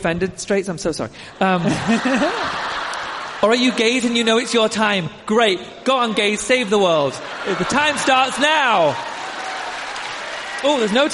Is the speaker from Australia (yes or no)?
no; United Kingdom; now in United States; our competition shows are a little different from American competition shows